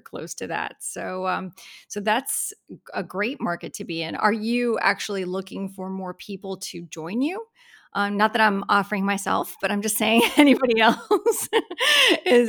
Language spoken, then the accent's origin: English; Florida, United States; I am a native Floridian